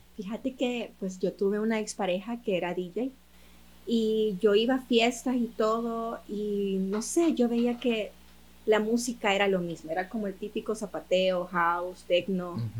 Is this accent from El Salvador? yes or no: yes; El Salvador; soy salvadoreña, mi mercado es salvadoreño